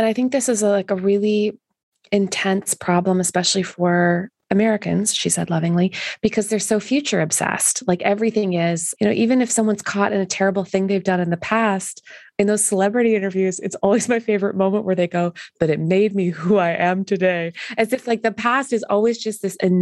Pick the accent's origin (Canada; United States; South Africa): Canada; being Canadian